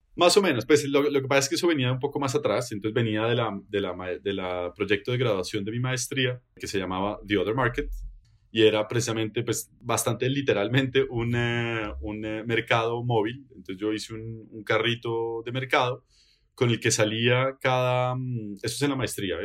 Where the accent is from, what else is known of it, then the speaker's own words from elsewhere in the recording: Bogotá, Colombia; moved away as an adult; also born or lived in Netherlands / Genk, Belgium; now in Belgium; Yo vengo de Bogotá, Colombia